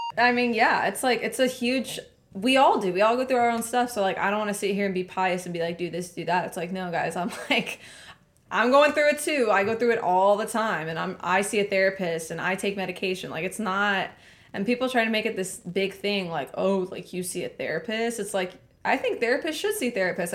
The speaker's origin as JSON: {"language": "English", "town": "Laredo", "region": "Texas", "country": "United States", "tie": "born or raised there", "said": "I was born and raised in Laredo"}